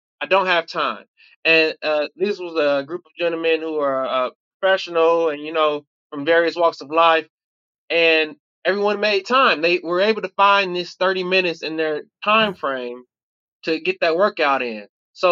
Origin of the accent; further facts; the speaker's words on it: Covert, Michigan, United States; moved away as an adult; also born or lived in Chicago, Illinois; now in Louisville, United States; my family moved to Michigan. And that's pretty much where I was raised at. Shout out to Covert, Covert, Michigan, CBT